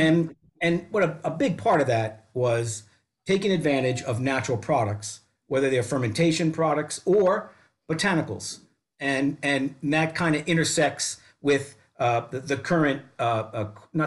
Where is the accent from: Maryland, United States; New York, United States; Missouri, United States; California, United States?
New York, United States; New York City; moved away; grew up in Brooklyn, New York, New York City